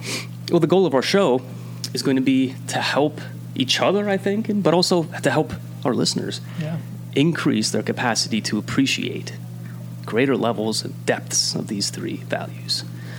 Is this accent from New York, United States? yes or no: no; northeastern Pennsylvania, United States; now in Williamsport, United States; I grew up in northeastern Pennsylvania, but I've been living in Williamsport for quite a while now.